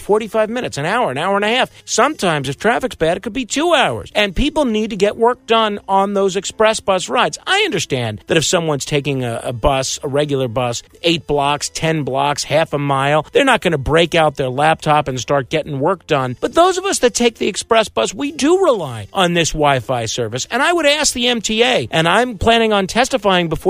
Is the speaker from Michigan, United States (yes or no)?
no; New York, United States; I am a New Yorker who frequently takes mass transit